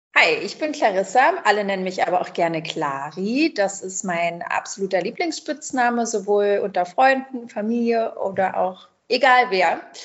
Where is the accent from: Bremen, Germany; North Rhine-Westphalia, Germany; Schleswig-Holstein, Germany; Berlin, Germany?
Berlin, Germany; also born or lived in Brazil; Ich bin in Berlin äh, groß geworden